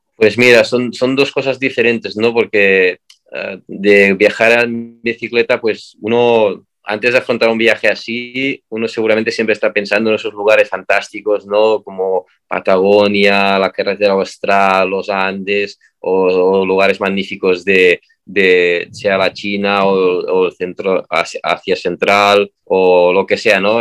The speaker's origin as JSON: {"language": "Spanish", "region": "Catalonia", "country": "Spain", "said": "yo soy de Cataluña"}